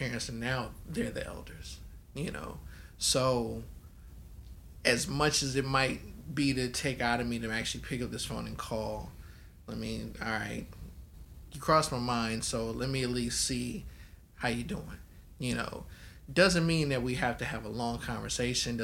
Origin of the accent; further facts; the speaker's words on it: Baton Rouge, Louisiana, United States; moved away; also born or lived in California; Southern upbringing, right? I was born in Baton Rouge, all my folks is in Louisiana